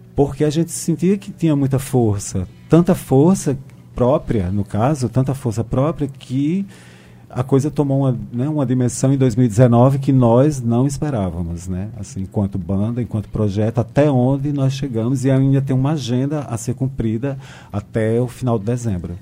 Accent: Brazil; eu sou filho desse Brasil

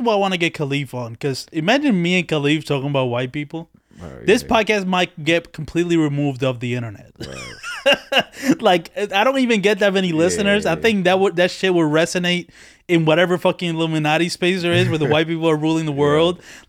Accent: Dominican Republic; since I come from another country, right? Yeah. I was born in the Dominican Republic.

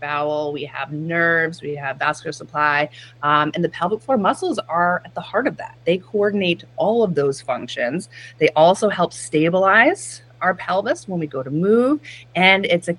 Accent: Chatham, New York, United States; moved away as an adult; also born or lived in Boston; Chatham, New York is my hometown

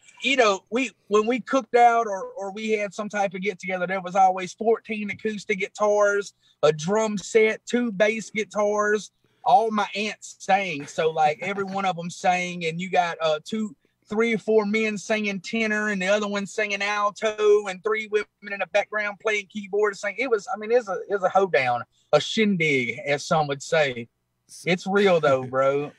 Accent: Moorville, Mississippi, United States; also born or lived in Alabama; I am from a little bitty small town out of Tupelo, Mississippi, called Moorville, Mississippi.

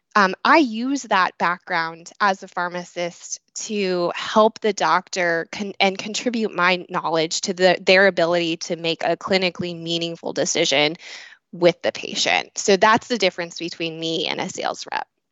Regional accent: Illinois, United States; moved away as an adult; also born or lived in Ohio; I was born and raised in Illinois

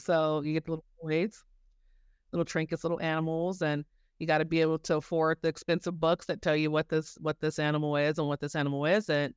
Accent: Denver, Colorado, United States; I grew up here in Denver. I went to Denver Zoo

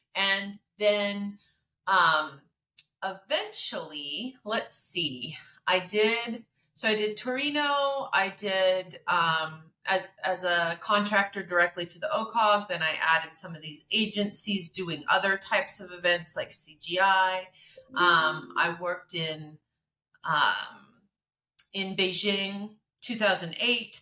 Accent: Medford, Oregon, United States; I grew up in Oregon. I'm an Oregonian, uh, not in Portland

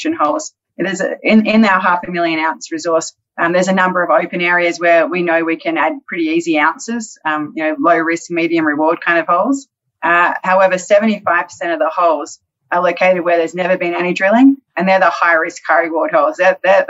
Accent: Australia; moved away; coming from Australia

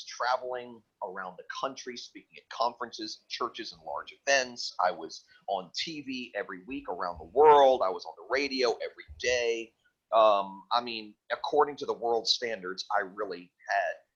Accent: Fort Lauderdale, Florida, United States; also born or lived in Tennessee; I lived riotously in my hometown of Fort Lauderdale for about 6 or 7 years

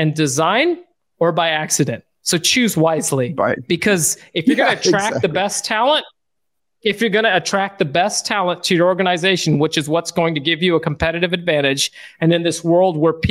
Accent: United States; moved away as an adult; also born or lived in Sacramento, California; now in Barbados; our family's journey of being an American family, moving in the middle of the pandemic to Barbados

